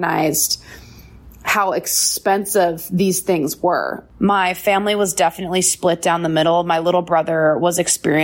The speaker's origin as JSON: {"language": "English", "town": "Bozeman", "region": "Montana", "country": "United States", "tie": "born or raised there", "said": "I grew up in Bozeman, Montana"}